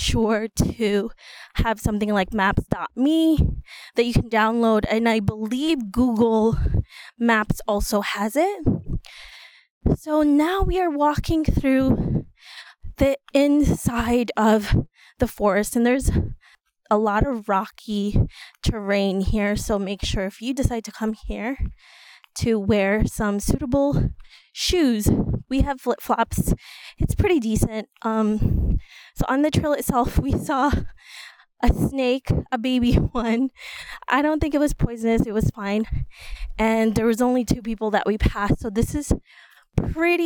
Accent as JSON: {"language": "English", "town": "New York City", "region": "New York", "country": "United States", "said": "we're from New York City. We're from the Bronx"}